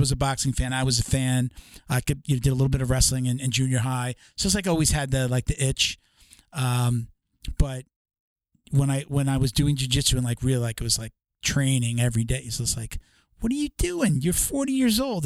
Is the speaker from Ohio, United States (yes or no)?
no; Long Island, New York, United States; I grew up on Long Island